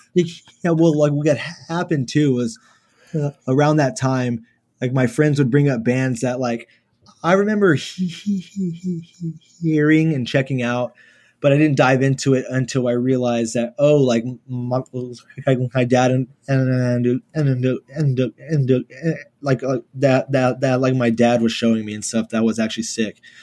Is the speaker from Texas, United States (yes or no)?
yes; Houston, Texas, United States; Born and raised in Houston